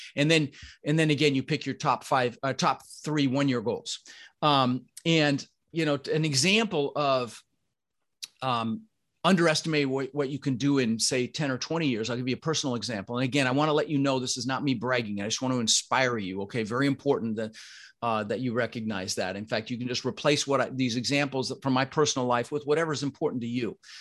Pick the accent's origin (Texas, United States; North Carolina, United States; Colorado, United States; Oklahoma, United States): Colorado, United States; Denver; born or raised there; also born or lived in Netherlands